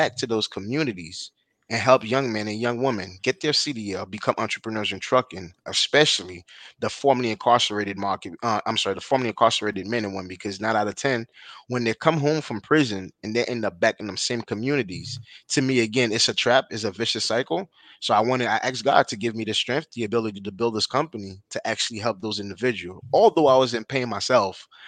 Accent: Haiti; now in United States; I was born and raised in Haiti

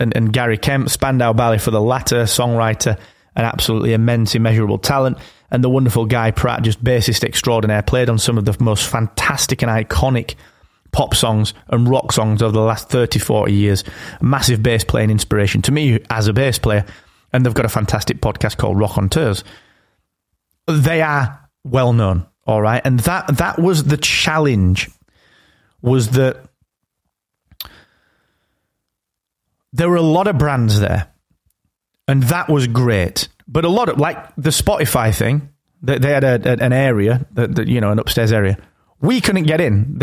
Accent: England, United Kingdom; I'm English. That's just because I live here.

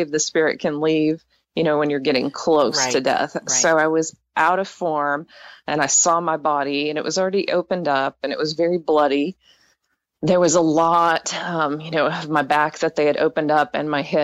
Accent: East Texas, United States; I grew up in East Texas, and I was raised in an evangelical home

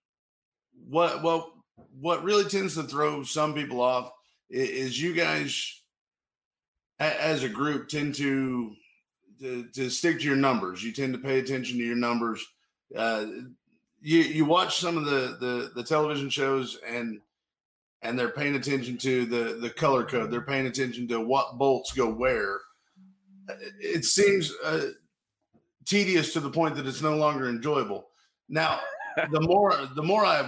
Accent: Miami, Oklahoma, United States; my hometown, which is Miami, Oklahoma.

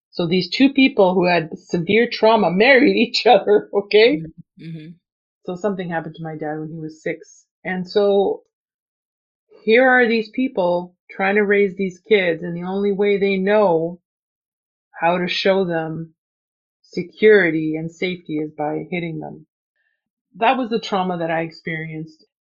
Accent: Canada; English is a second language; I was not born in Canada. I was born in another country and I came here and I didn't speak any English. I was six years old

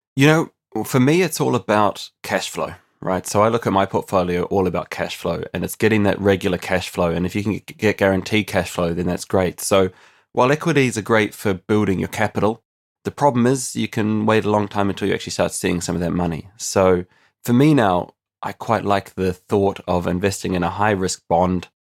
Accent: New Zealand; moved away as an adult; now in Ireland; I'm actually originally from New Zealand, but I've been living on an island now for almost ten years

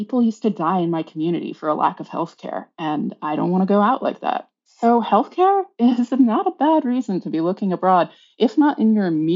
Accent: United States; moved away as an adult; also born or lived in Amsterdam, Netherlands; now in London, United Kingdom; growing up in the United States

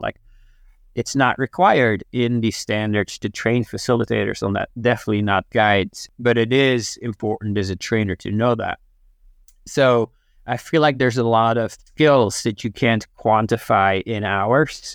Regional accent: Netherlands; moved away as an adult

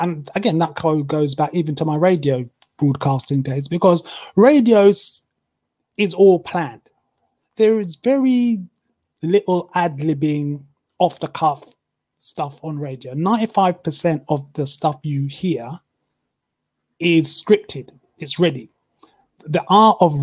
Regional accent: United Kingdom; accent: British; they're very taken with my accent, because obviously I'm British

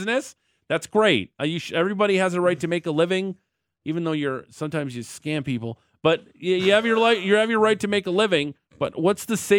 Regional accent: Niagara Falls, Ontario, Canada; my hometown of Niagara Falls.

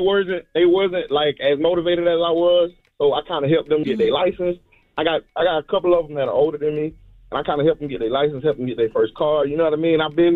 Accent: Georgia, United States; I grew up, I was raised in Georgia, you know, so by my grandparents.

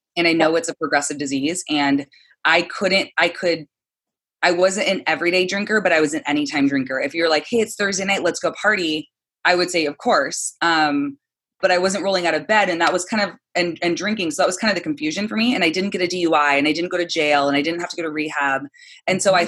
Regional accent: San Clemente, California, United States; now in Santa Monica, United States; I'm from San Clemente, California

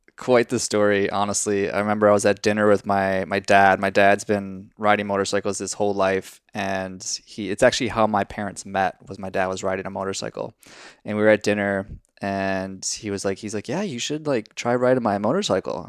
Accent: Minnesota, United States; I'm from Minnesota

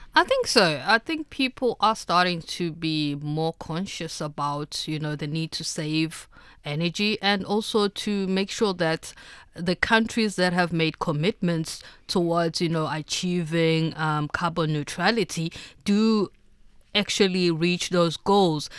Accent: South Africa; as a South African

